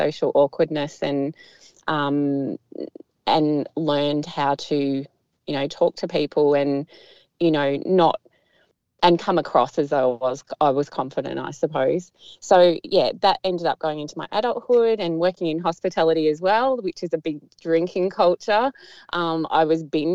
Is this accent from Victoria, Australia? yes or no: yes; Melbourne, Victoria, Australia; now in Geelong, Australia; I grew up in Tullamarine near the airport, so near the Melbourne airport